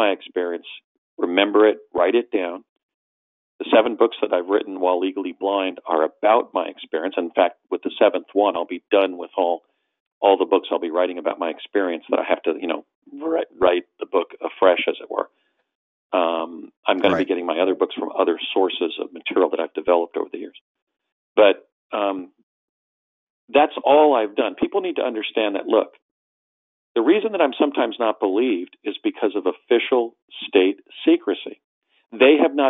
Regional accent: New Jersey, United States; an ethnic hybrid growing up in New Jersey in the 60s

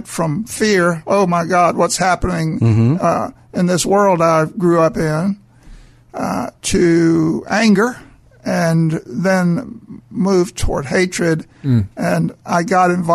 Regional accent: Mobile, Alabama, United States; I was raised in Mobile, Alabama.

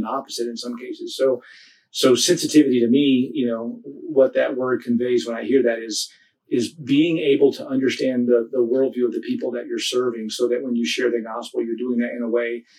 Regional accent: United States; moved away as an adult; now in Nepal; In the areas where we grew up in the States

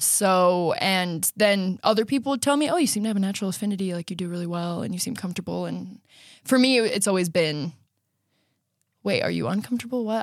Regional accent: Riverton, Utah, United States; now in Lehi, United States; I'm from Riverton. My parents are still there, and I'm currently living in Lehigh.

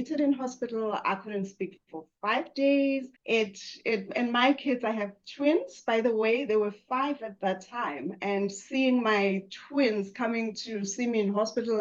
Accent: South Africa; I grew up in South Africa

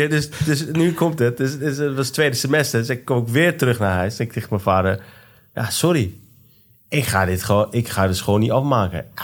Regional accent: Iran; om de richting waar wij als Iraniërs zeg maar, in zitten.

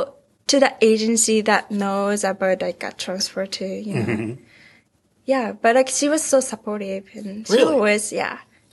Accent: Ehime, Japan; English is a second language; moved away as an adult; also born or lived in Mount Vernon, Washington; now in Seattle, United States; I'm from Ehime.

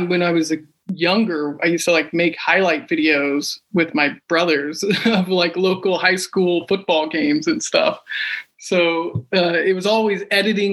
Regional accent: Kansas, United States; moved away as an adult; now in Los Angeles, United States; I'm originally from Kansas and moved out to LA when I was 20

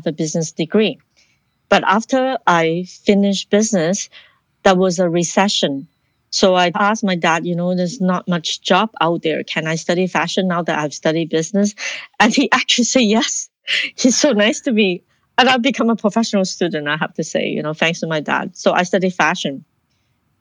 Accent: Ottawa, Ontario, Canada; moved away as an adult; also born or lived in Hong Kong / Toronto / United States; now in Vancouver, Canada; I was born in Hong Kong, raised in Ottawa, and then I moved to Toronto to study fashion design.

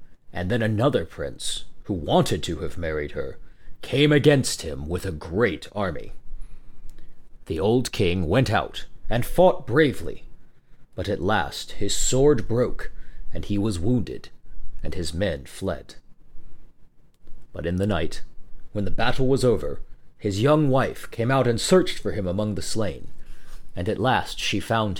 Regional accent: Texas, United States; my home state of Texas

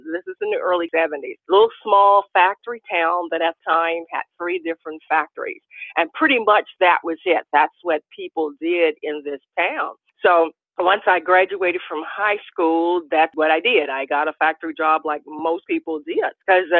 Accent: Washington, District of Columbia, United States; also born or lived in Virginia; Well, I was born in Virginia, raised in Washington, D.C.

